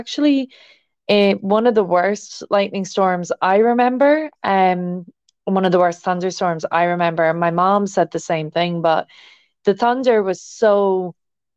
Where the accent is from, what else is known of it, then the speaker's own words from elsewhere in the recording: Ireland; growing up in Ireland, we have a lot of rain here without lightning